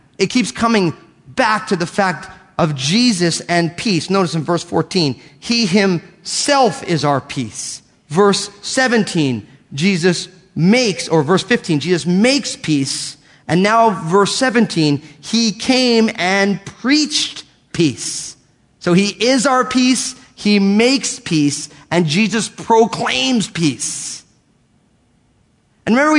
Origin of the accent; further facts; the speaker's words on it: United States; I'm an American. I was born and raised here.